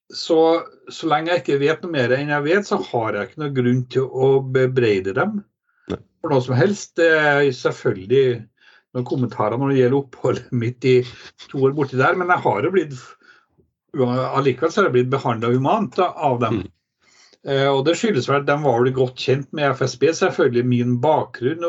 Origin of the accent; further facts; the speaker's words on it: Trondheim, Trøndelag, Norway; moved away as an adult; now in Kirkenes, Norway; Jeg er jo eh, født og vokst opp i Trondheim